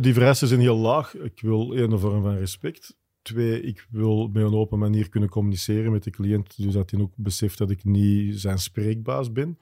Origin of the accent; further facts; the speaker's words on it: Wilrijk, Flanders, Belgium; Ik ben afkomstig van Wilrijk, dus dat gaat zoals het hoort van grootvader op vader op, op kleinzoon